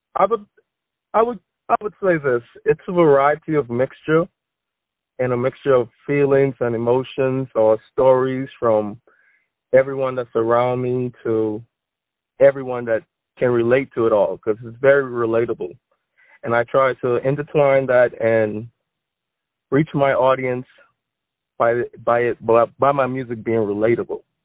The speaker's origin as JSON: {"language": "English", "country": "Bahamas", "moved": "yes", "lives_now": "Florida, United States", "said": "I am from the Bahamas, but I am residing in Florida at the moment."}